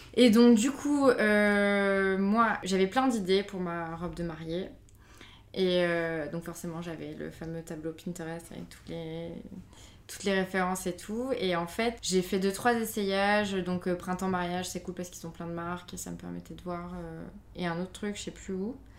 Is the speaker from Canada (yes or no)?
no; Avignon, Provence-Alpes-Côte d'Azur, France; moi je viens d'Avignon